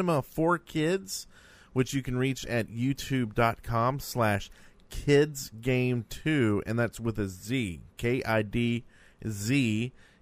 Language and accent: English; United States; I'm American